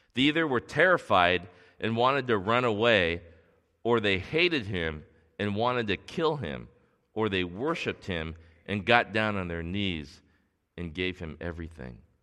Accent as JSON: {"language": "English", "town": "Torrance", "region": "California", "country": "United States", "tie": "born or raised there", "said": "grew up here in Torrance in the South Bay, and, and I grew up going to North High School."}